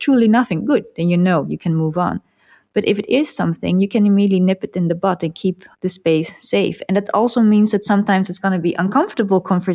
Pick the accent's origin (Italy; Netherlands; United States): Netherlands; the Netherlands, like my hometown